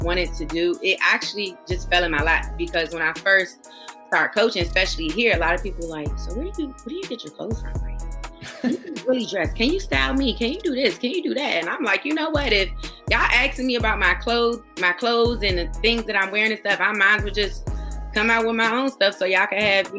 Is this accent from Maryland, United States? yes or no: yes; Prince George's County, Maryland, United States; now in Commerce, United States; I am from Prince George's County, Maryland, the DMV area